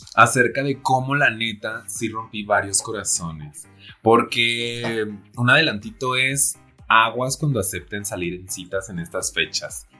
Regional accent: Celaya, Guanajuato, Mexico; also born or lived in Querétaro; now in Mexico City, Mexico; yo soy de Celaya, Guanajuato

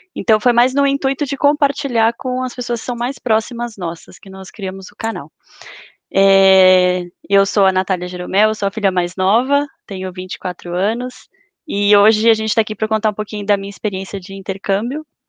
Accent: São Paulo, Brazil; also born or lived in Guarda, Portugal; sou da cidade de São Paulo

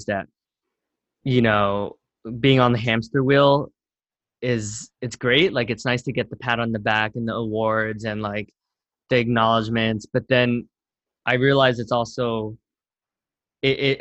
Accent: Camden, New Jersey, United States; now in New York City, United States; I was born in Camden, New Jersey, which is like at one point like rated the most dangerous city in America

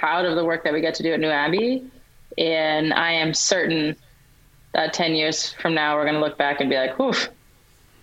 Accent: United States; I'm African American

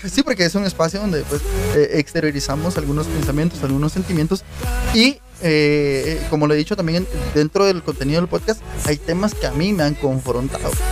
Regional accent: Guatemala; En Guatemala

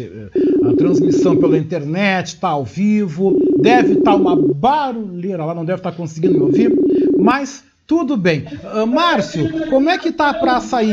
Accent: Brazil; como brasileiros

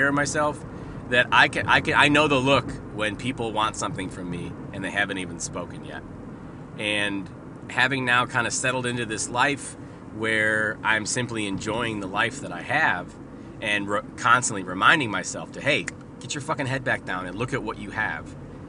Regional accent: Canada; which means out and about, but I'm from Canada on the podcast.

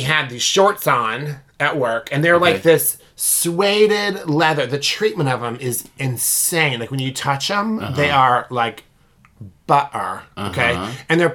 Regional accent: United States; we're American tourists

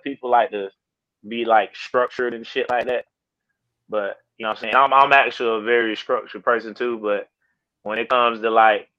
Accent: Carolina, United States; and I'm from Carolina, I love Carolina, I rep that shit

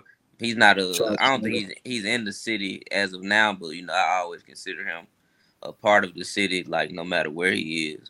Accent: Memphis, Tennessee, United States; I'm originally from Mitchell Heights. You know, over there, really, off of Summer Avenue

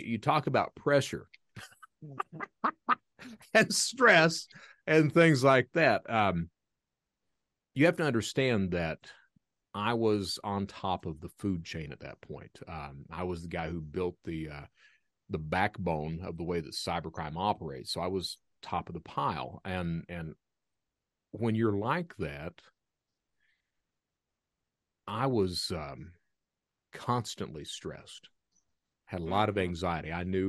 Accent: Kentucky, United States; I'm from Eastern Kentucky. Eastern Kentucky, if you've never been right in the heart of the Appalachians in coal country, it's one of these areas that if you're lucky enough to have a job, you're very lucky.

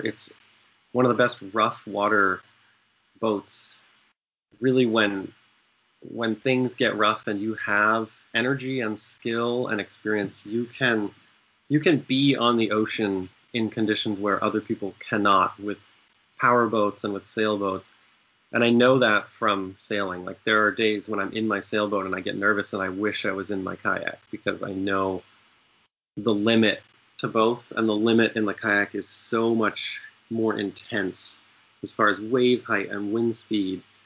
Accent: Maine, United States; also born or lived in Zambia; I grew up in Maine and I never had a boat growing up

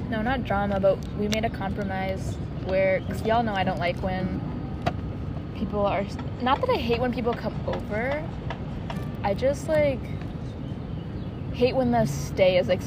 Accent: New Jersey, United States; From New Jersey.

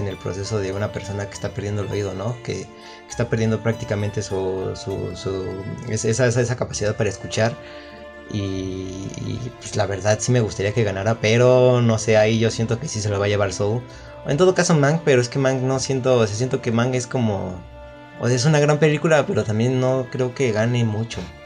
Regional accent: Mexico; soy mexicano

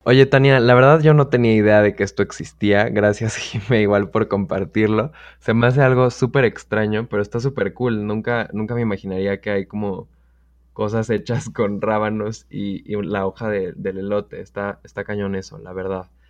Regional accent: Mexico City, Mexico; soy de la Ciudad de México y soy un mexicano súper

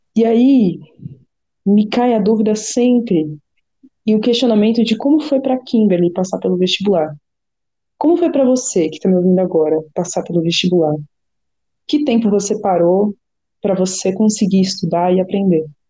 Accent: São Paulo, Brazil; also born or lived in Campo Limpo, São Paulo; Eu sou da região do Paraisópolis, zona sul de São Paulo. Me cresci e nasci por lá

